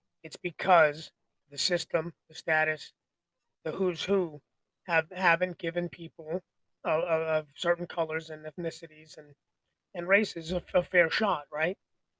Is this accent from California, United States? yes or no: no; Arizona, United States; born there; I was born in Arizona. I kind of like the Cardinals, I suppose.